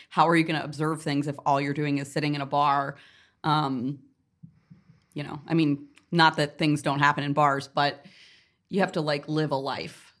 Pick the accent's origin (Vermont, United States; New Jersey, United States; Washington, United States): Vermont, United States; Northeast Kingdom; moved away; also born or lived in New York; I grew up in the Northeast Kingdom